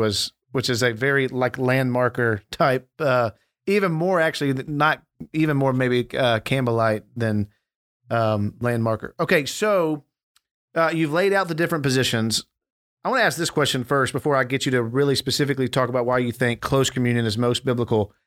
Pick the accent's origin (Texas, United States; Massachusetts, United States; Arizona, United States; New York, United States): Texas, United States; Dallas; we, we grew up in Dallas